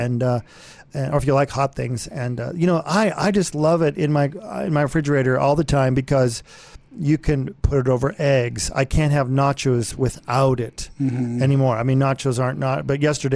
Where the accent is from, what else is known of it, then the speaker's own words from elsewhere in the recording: Brighton, Colorado, United States; growing up in Colorado here, David and I grew up on a farm in, near Brighton